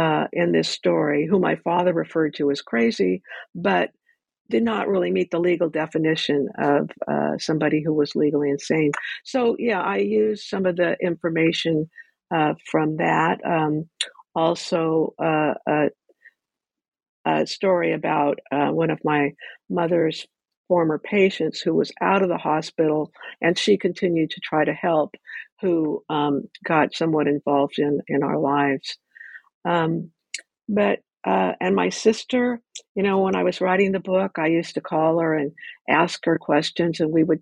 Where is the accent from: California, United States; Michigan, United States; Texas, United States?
California, United States; Ventura; born or raised there